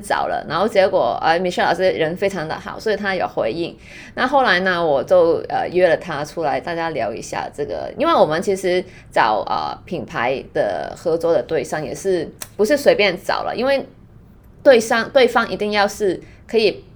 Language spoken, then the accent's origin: Chinese; Hong Kong; Chinese is a second language; 因为可能我是香港人